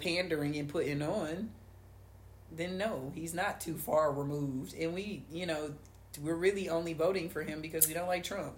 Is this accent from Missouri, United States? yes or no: yes; St. Louis, Missouri, United States; We're from St. Louis